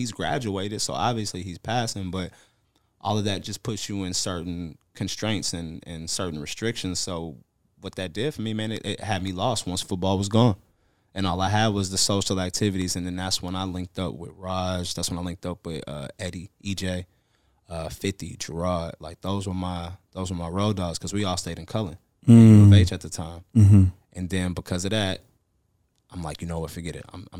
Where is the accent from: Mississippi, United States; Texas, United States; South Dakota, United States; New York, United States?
Texas, United States; Houston; also born or lived in Virginia; So everywhere I went, I was from Houston. Mm. But I was born in Virginia.